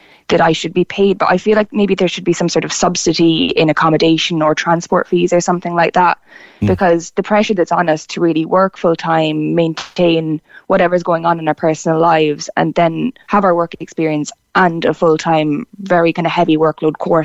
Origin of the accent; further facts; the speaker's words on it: Tipperary, Munster, Ireland; moved away as an adult; now in Cork, Ireland; I'm from Tipperary originally